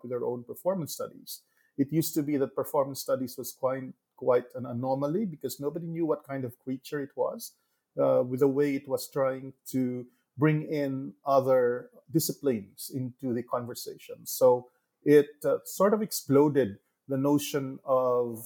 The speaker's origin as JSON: {"language": "English", "area": "Negros Occidental", "region": "Western Visayas", "country": "Philippines", "tie": "born or raised there", "said": "even as a young boy living and growing up in Negros Occidental, where I grew up in a small sugar mill."}